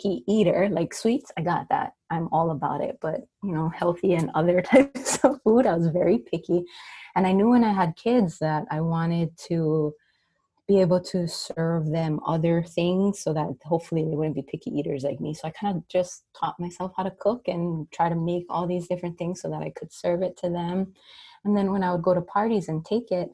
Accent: Maui, Hawaii, United States; born and raised on Maui

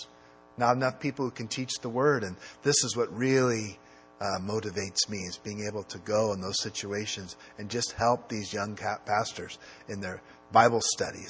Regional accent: United States; I'm an American

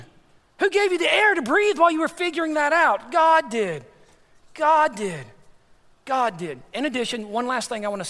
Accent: Texas, United States; moved away; also born or lived in Dar es Salaam, Tanzania; we're both from Texas

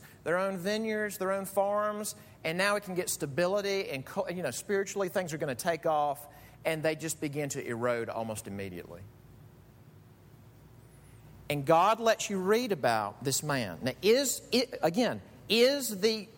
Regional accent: Mississippi, United States; moved away; the church where I grew up in Mississippi

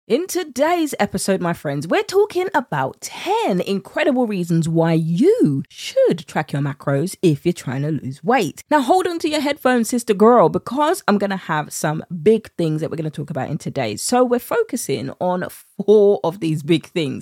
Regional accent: United Kingdom; accent: British; my British accent

